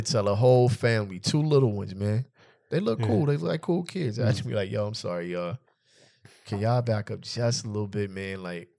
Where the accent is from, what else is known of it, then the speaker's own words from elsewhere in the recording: California, United States; And just in general, I'm from California where there's a lot of space.